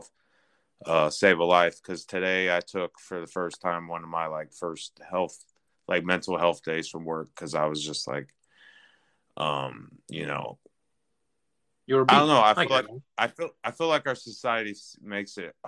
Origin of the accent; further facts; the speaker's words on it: Chicago, Illinois, United States; now in Austin, United States; I live in Austin, Texas now, which is a pretty more understanding area, where I'm originally from South Chicago